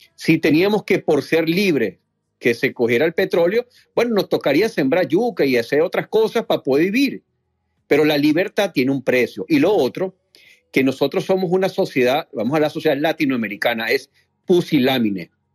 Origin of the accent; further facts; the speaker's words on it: Venezuela; lo voy a hablar desde como, como venezolano